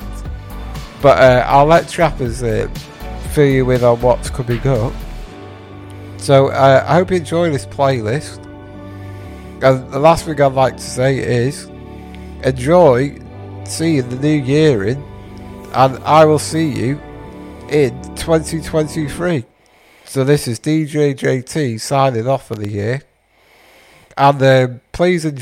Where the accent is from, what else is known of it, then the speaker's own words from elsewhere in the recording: North Wales, United Kingdom; I've actually moved back to my hometown area. Yeah, so back in North Wales